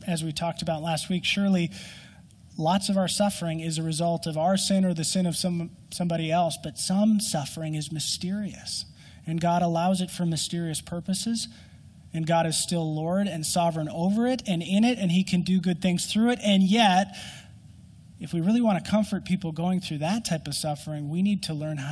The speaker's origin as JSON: {"language": "English", "region": "Minnesota", "country": "United States", "said": "I'm a Minnesotan and our winter lasts so long"}